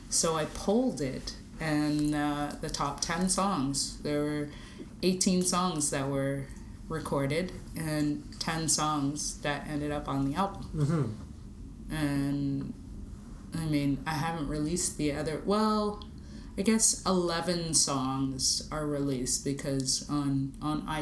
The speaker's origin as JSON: {"language": "English", "town": "Toronto", "region": "Ontario", "country": "Canada", "said": "Like, no, I'm from Toronto."}